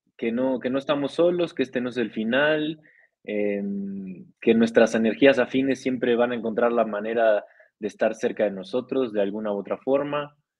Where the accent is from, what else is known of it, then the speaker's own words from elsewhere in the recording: Costa Rica; de Costa Rica soy, tico tica